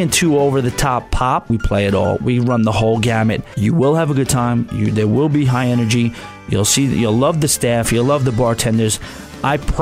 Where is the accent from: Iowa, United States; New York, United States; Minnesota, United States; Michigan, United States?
New York, United States; East Rockaway; accent: New York area; I am from Long Island, East Rockaway, New York.